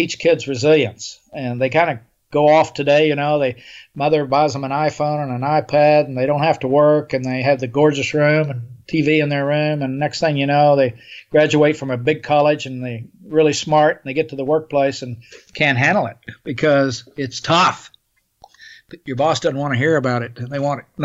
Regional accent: Oklahoma, United States; I grew up in Oklahoma in the 50s and 40s and 50s

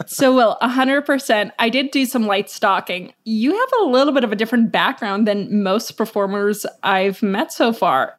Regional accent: New York, United States; as a New Yorker

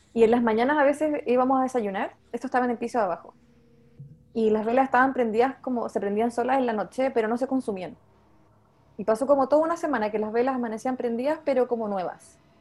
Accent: Santiago, Santiago Metropolitan Region, Chile; yo soy de Santiago, pero siempre crecí en cerros

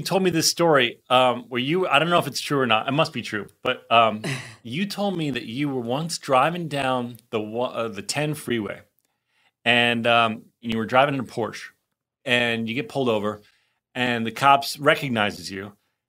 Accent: New Jersey, United States; Feels like it's just like the classic Jersey. I grew up in Jersey too, obviously.

